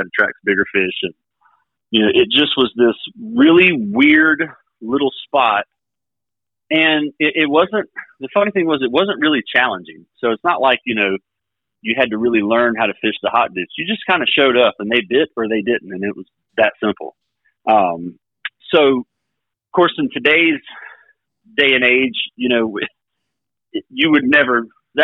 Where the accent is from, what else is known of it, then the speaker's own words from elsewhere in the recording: Bridgeton, North Carolina, United States; I grew up over in Bridgeton, North Carolina, not far from Upper Broad Creek